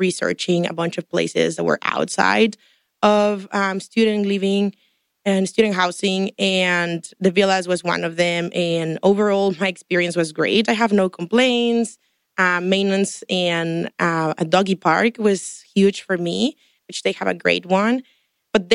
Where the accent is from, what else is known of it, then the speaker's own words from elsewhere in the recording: Tampico, Tamaulipas, Mexico; moved away as an adult; also born or lived in Houston, United States; now in Ann Arbor, United States; I'm also from Mexico, but I'm more from the north, from Tampico.